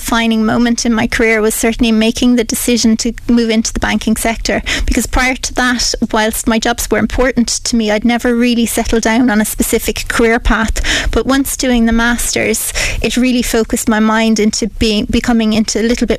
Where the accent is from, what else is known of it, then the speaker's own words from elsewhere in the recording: Piltown, Leinster, Ireland; also born or lived in Waterford / United Kingdom; now in Kilkenny, Ireland; we were raised in Piltown, County Kilkenny. I have two older brothers.